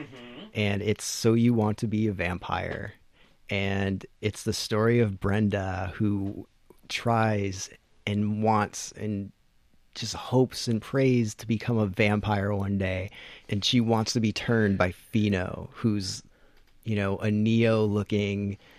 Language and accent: English; Massachusetts, United States; Well, growing up in Western Mass, like there was one like alternative type of club and it was a goth club.